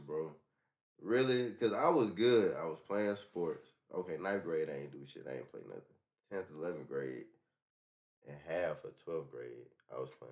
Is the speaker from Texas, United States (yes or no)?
no; Columbia County, Georgia, United States; I'm from Columbia County